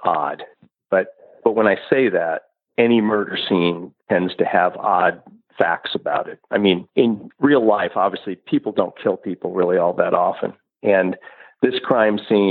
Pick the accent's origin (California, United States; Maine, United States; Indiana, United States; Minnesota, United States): Indiana, United States; Carroll County; I grew up in Carroll County and lived there my whole life